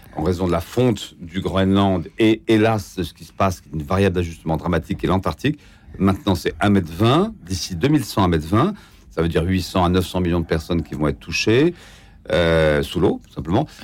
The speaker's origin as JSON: {"language": "French", "country": "France", "said": "on est français"}